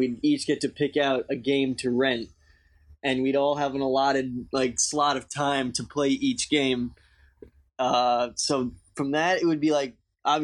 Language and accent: English; Long Island, New York, United States; I'm from Long Island, New York